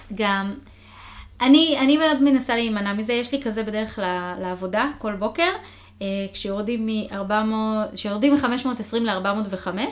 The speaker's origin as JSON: {"language": "Hebrew", "country": "Israel", "tie": "born or raised there", "moved": "as an adult", "lives_now": "United States", "said": "מה שגדלתי איתו mm-hmm. בארץ"}